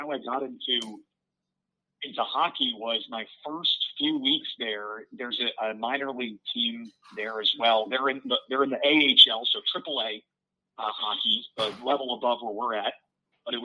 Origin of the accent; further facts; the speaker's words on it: United States; moved away as an adult; also born or lived in Syracuse, New York / Nebraska / Michigan; now in Iowa, United States; I grew up about on the East Coast there, about 10 miles or so from New York City. But have lived in the Midwest a number of times since graduating college.